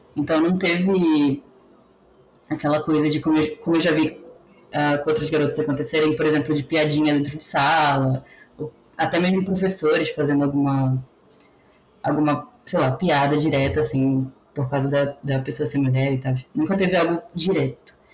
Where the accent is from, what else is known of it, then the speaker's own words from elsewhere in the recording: Belém, Pará, Brazil; moved away; also born or lived in São Carlos; eu sou do Pará, sou paraense, sou de Belém